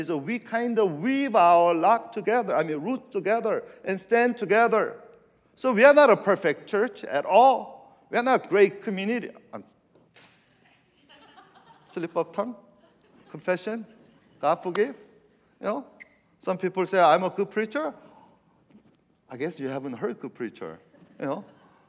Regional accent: California, United States; I'm from California, and I like the redwood forest.

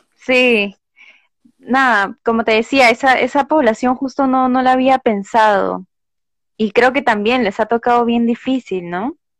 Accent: Lima, Peru; yo de pequeña viví por el Cono Norte

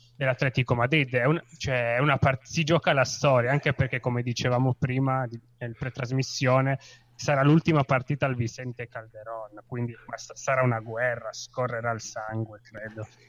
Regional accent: Turin, Piedmont, Italy; io sono torinese

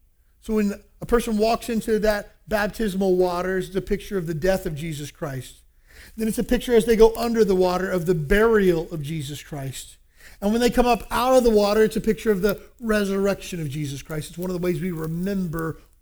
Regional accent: El Salvador; I got baptized when I was growing up in El Salvador.

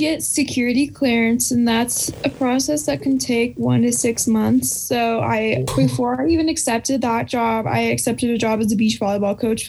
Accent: California, United States; now in Colorado, United States; you guys know I'm from California.

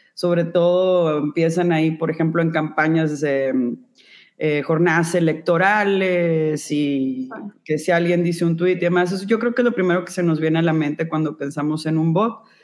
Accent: Monterrey, Nuevo León, Mexico; also born or lived in New York; soy de Monterrey, Nuevo León.

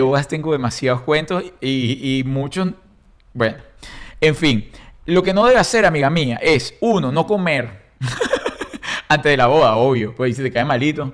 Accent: Caracas, Capital District, Venezuela; born or raised there; moved away

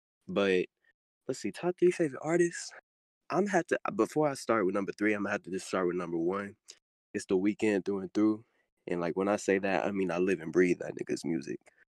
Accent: Montgomery, Alabama, United States; I'm 16 years old. I'm a junior in high school. And I'm from Bluefast, Montgomery, Alabama, the fucking land of, or I don't know if I can curse, but the land of crackheads and country boys.

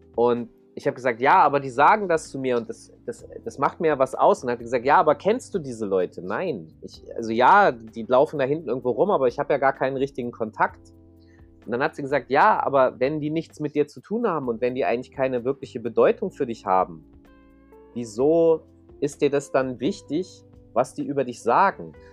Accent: Hanover, Lower Saxony, Germany; ich komme aus Hannover, da möchte eigentlich auch nicht so richtig jemand hinziehen. So, meine mhm. Mutter äh, konnte nicht äh, woanders mit mir hinziehen, es ging nichts. War, meine Mutter wohnt da auch immer noch. Und mhm. ähm, ich bin da halt aufgewachsen

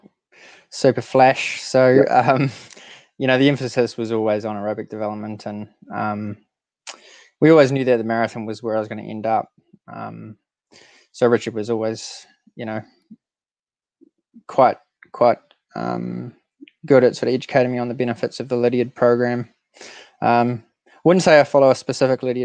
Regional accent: New Zealand; as most Kiwi kids did

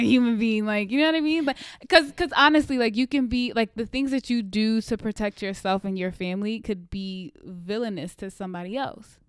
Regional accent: United States; as an American

